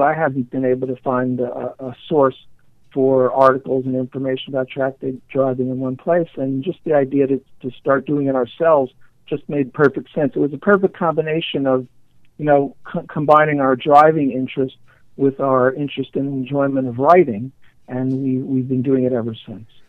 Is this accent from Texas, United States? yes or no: no; New York City, New York, United States; born and raised in New York, New York, a child of the 60s and 70s